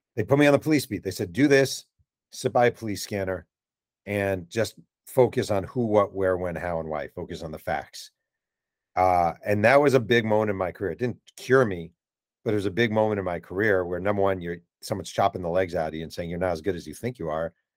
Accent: Mahopac, New York, United States; I grew up near the Mayo Pack Public Library.

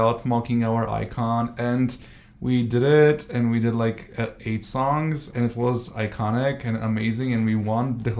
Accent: Shumen, Shumen Province, Bulgaria; now in Blagoevgrad, Bulgaria; I am from Bulgaria, from a town called Shumen

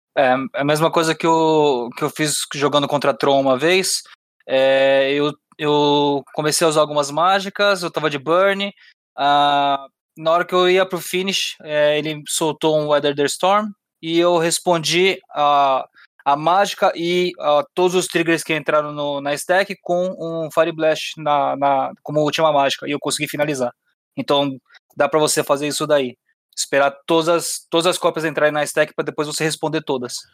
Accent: São Paulo, Brazil; eu sou de São Paulo

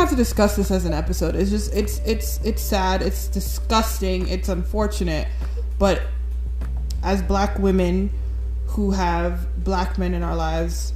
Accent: New York, United States; we're all from New York

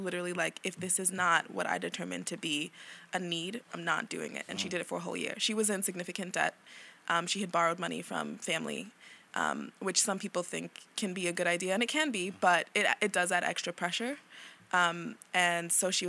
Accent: New York City, New York, United States; I'm from Brooklyn

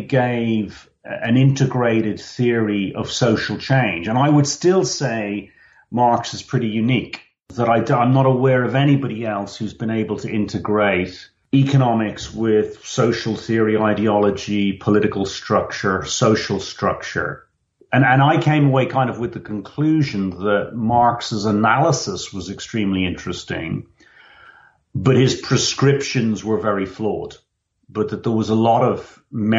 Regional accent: Dublin, Leinster, Ireland; moved away as an adult; also born or lived in Oxford; I grew up in Dublin 70s and 80s with academics coming through the house all the time

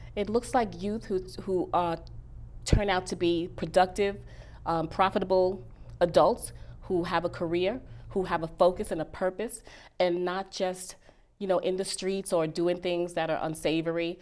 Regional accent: New York City, New York, United States; I am from Bronx. Bronx, New York

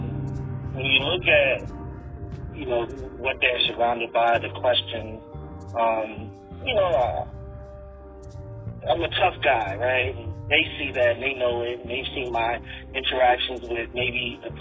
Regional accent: New York, United States; now in Virginia, United States; I grew up in New York, and as diverse as it is, it's super separating, and Virginia is not.

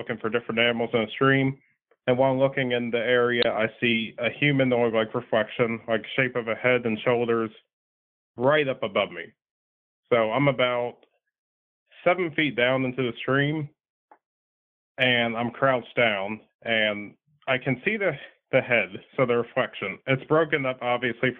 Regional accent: North Carolina, United States; I'm from North Carolina

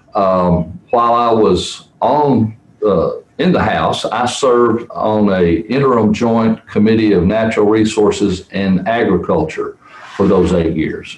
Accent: Providence, Kentucky, United States; I grew up in Webster County, which is over uh, in the city of Providence

